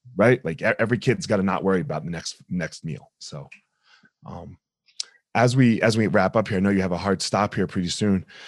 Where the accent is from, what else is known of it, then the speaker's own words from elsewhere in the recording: New Jersey, United States; moved away; also born or lived in Colorado; I grew up in South Jersey